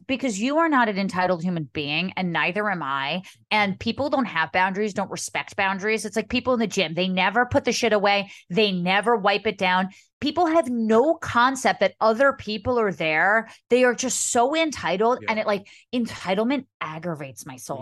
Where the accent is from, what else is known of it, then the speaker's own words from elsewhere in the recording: Montclair, New Jersey, United States; Montclair, my hometown, is just like Halloween was such a big part of my childhood